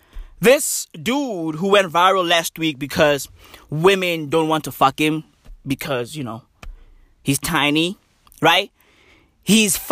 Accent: South Africa; I'm South African

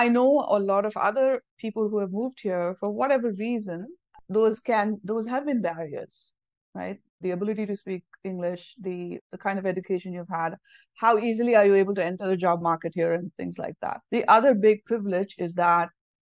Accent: South India, India; first language Tamil; English is a second language; moved away as an adult; now in United States; I'm from the south of India

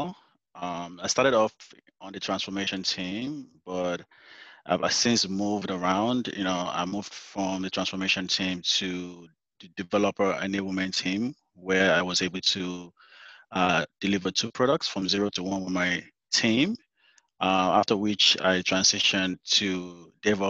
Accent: Nigeria; moved away as an adult; now in United States; coming from Africa, I'm Nigerian, by the way. So being an African myself and lived there for most of my life, my adult life

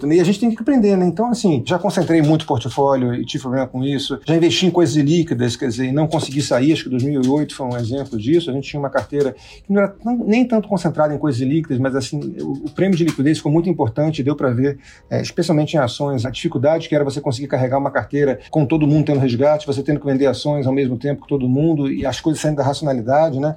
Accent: Rio de Janeiro, Brazil; Sou carioca também

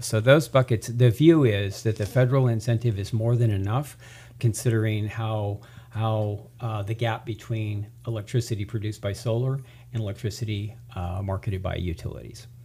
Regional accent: Tehachapi, California, United States; also born or lived in Central Valley, California; I'm a native. I'm originally from Tehachapi

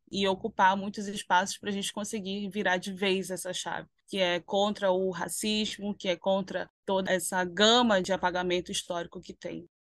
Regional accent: Manaus, Amazonas, Brazil; os meus parentes eles se veem como manauaras, porque nós somos daqui, nós nascemos nesse território

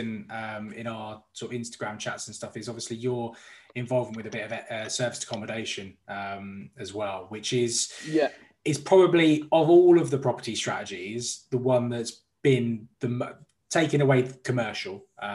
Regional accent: London, United Kingdom; As a Londoner

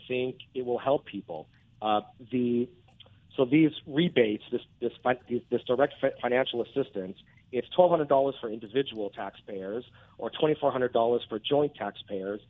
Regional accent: Anaheim, California, United States; I grew up in Anaheim going to Angels games my whole life

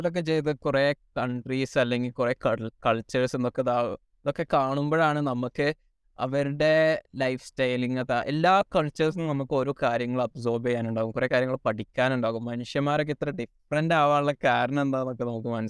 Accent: Saudi Arabia; now in Canada; ഞാൻ മലയാളിയാണ് പക്ഷെ ഞാൻ ജനിച്ചു വളർന്നത് സൗദിയിലാണ് പിന്നെ ഞാൻ ഇപ്പോൾ കാനഡയ്ക്ക് വന്നു

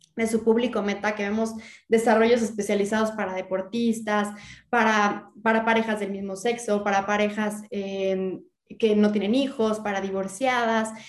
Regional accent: Mexico; como mexicanos, como ciudadanos

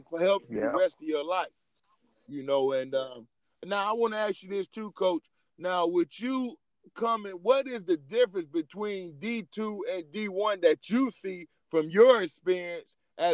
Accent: Indiana, United States; where I grew up at in Indiana

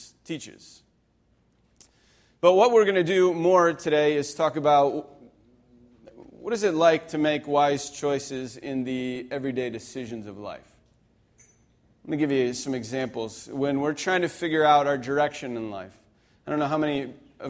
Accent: Pennsylvania, United States; moved away; I grew up in Pennsylvania

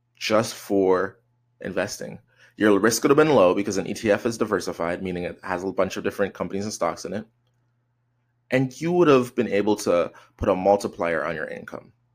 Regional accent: Canada; I'm Canadian

